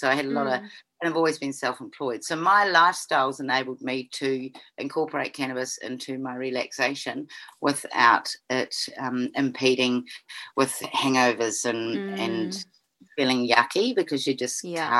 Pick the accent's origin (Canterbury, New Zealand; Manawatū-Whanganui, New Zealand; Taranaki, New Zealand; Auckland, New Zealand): Canterbury, New Zealand; now in Nelson, New Zealand; grew up in Canterbury, New Zealand